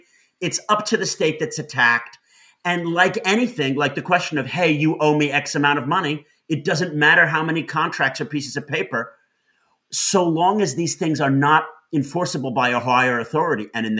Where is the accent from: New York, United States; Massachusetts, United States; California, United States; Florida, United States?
New York, United States; in my hometown of New York.